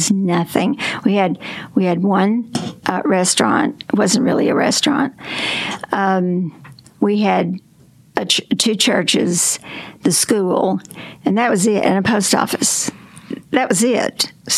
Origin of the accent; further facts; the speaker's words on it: Concord, Arkansas, United States; A place called Concord, and it was between Heber Springs and Batesville